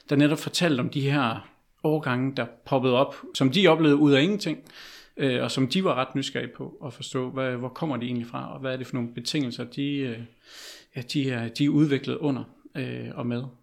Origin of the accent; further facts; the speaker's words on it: Herning, Central Denmark Region, Denmark; for jeg kommer selv fra Herning